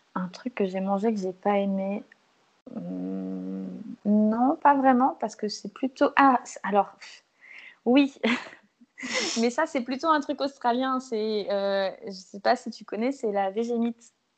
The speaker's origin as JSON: {"language": "French", "country": "Martinique", "said": "Je suis martiniquaise"}